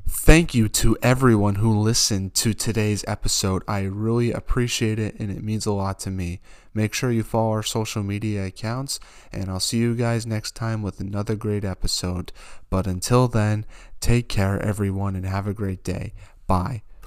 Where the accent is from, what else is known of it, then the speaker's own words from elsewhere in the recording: United States; I'm American